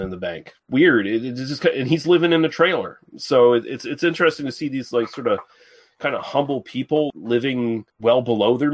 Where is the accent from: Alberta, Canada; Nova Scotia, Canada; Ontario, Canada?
Nova Scotia, Canada; the people I grew up around in Nova Scotia